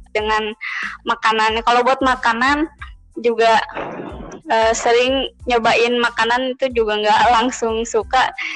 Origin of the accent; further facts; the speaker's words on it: Indonesia; bahkan uh, kita ini orang Indo uh, mereka tuh tahu banget orang Indonesia